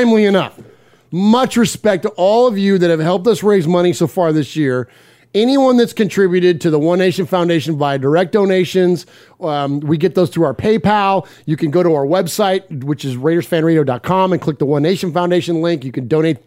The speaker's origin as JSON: {"language": "English", "town": "San Jose", "region": "California", "country": "United States", "tie": "born or raised there", "moved": "as an adult", "lives_now": "Middle Tennessee, United States", "said": "Mosh and I, we are from San Jose, California, Willow Glen, Seven Trees"}